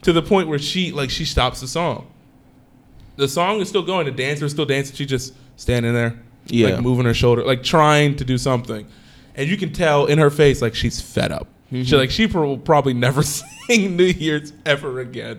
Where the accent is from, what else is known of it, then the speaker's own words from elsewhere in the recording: East Coast, United States; moved away; I'm also from the East Coast.